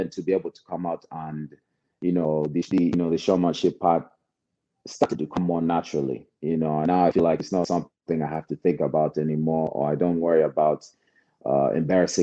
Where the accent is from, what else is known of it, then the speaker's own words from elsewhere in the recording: United States; I was actually born here. So, you know, grew up here and I love the United States